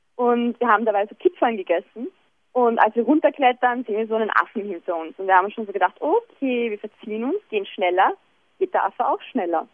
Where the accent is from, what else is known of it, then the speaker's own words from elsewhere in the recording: Vienna, Austria; Bei uns in Wien